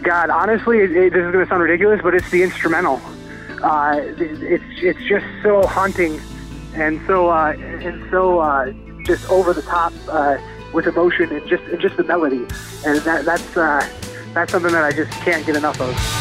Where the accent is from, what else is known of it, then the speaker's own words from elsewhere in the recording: Spencer, Wisconsin, United States; Spencer's my hometown. Uh, first and foremost, is where I grew up